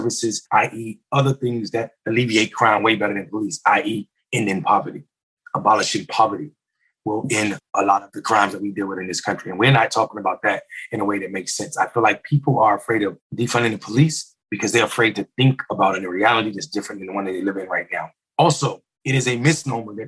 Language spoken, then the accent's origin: English; North Carolina, United States; I'm from North Carolina. It's my home state.